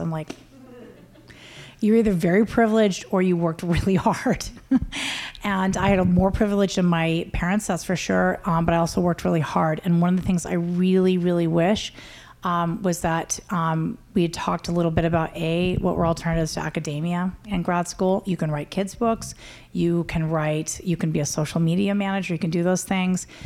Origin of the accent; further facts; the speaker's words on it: United States; I'm Native American.